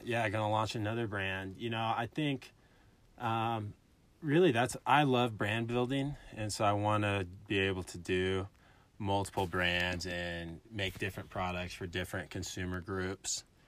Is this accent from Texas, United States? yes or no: no; Illinois, United States; moved away as an adult; also born or lived in Alabama; now in Colorado, United States; I'm from Illinois, literally middle of nowhere. Grew up on a corn farm